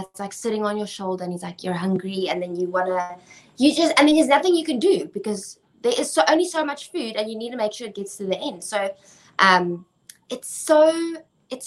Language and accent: English; South Africa